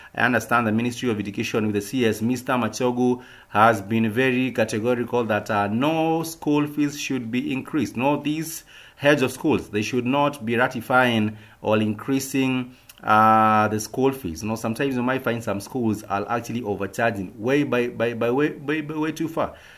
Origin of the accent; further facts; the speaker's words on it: Kenya; us as a Kenyan people